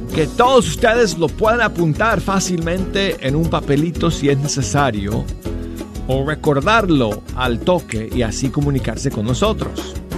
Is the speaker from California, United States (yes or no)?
no; Denver, Colorado, United States; Yo soy de Denver, Colorado